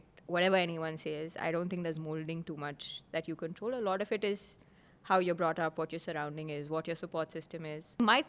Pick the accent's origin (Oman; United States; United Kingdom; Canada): Oman; So they moved and I grew up in Oman.